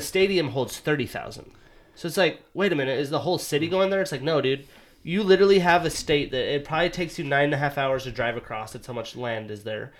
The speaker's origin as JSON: {"language": "English", "country": "United States", "moved": "as an adult", "lives_now": "Seattle, United States", "said": "I'm from Montana, Wyoming."}